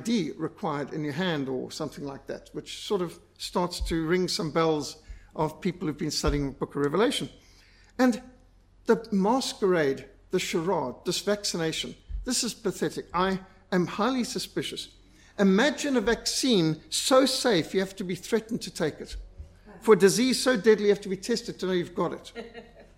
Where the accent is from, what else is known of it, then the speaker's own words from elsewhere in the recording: Zimbabwe; I was brought up in Rhodesia